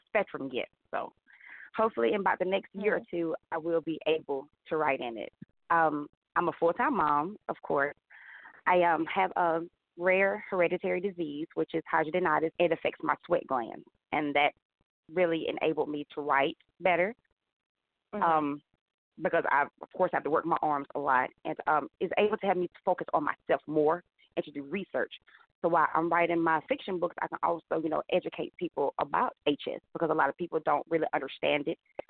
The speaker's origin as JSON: {"language": "English", "town": "Prattville", "region": "Alabama", "country": "United States", "moved": "as an adult", "lives_now": "Montgomery, United States", "said": "I'm originally from Prattville, Alabama, but I moved to Montgomery 10 years ago"}